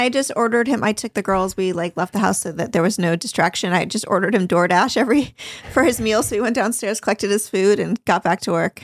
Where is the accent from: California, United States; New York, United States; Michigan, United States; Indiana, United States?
California, United States; Newport Beach; growing up in Newport